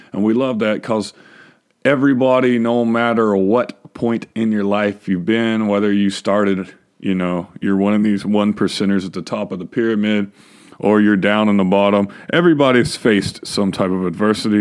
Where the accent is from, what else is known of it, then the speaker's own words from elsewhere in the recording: Texas, United States; I was born and raised in Texas.